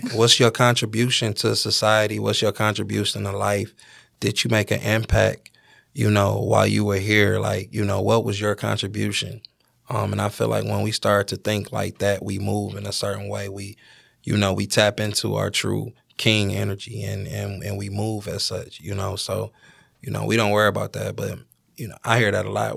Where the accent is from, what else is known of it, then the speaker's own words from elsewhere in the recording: Detroit, Michigan, United States; I'm from Detroit